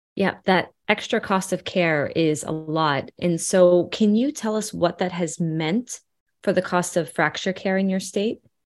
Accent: Hawaii, United States; in my home state of hawaii

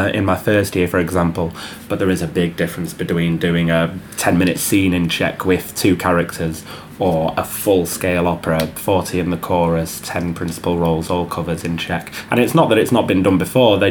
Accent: Manchester, North West England, United Kingdom; accent: Mancunian

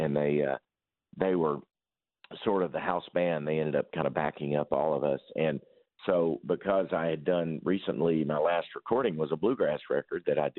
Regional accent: Paducah, Kentucky, United States; also born or lived in Mayfield, Kentucky; I am born and raised in Paducah, Kentucky, on the banks of the Tennessee River in a small Kentucky town

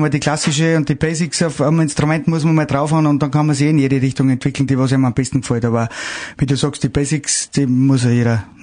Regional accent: Salzburg, Austria; Wenn die jetzt quasi mein Heimat in Salzburg kommen, äh, kennen die, was, was man da für eine Möglichkeiten hat

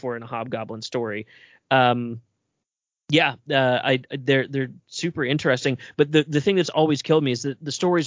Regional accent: West Virginia, United States; now in Baltimore, United States; I'm from West Virginia, I come out of a very culty, fundamentalist Christian background

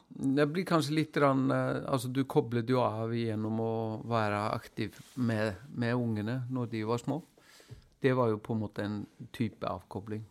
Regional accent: Iceland; moved away

